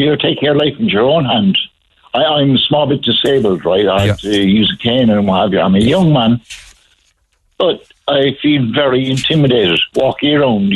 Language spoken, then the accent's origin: English; Cork, Munster, Ireland; I grew up in the city centre. I grew up in South Parish